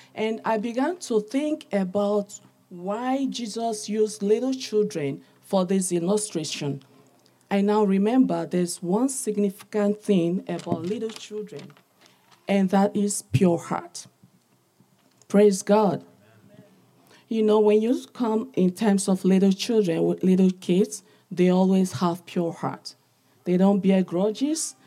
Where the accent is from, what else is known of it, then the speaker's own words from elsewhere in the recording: eastern Nigeria, Nigeria; now in London, United Kingdom; I was born, I'm from Nigeria, Africa, the eastern part of the country